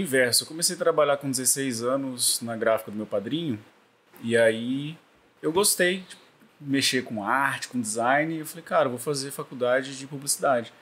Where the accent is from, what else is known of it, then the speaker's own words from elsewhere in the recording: Campo Grande, Mato Grosso do Sul, Brazil; moved away as an adult; also born or lived in Rio de Janeiro; now in Campos dos Goytacazes, Brazil; eu sou do, de Campo Grande, Mato Grosso do Sul